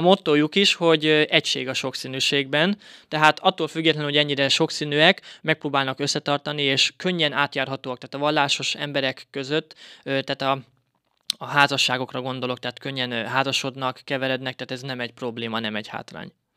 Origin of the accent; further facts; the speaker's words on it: Bátaszék, Tolna, Hungary; also born or lived in Szekszárd / Bali, Indonesia; én Bátaszéken születtem, 91-ben